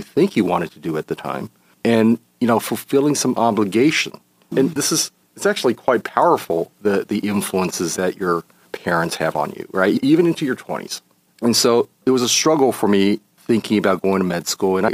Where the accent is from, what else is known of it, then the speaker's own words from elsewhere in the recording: Los Angeles, California, United States; also born or lived in Taiwan; from an early age, I spent time in Los Angeles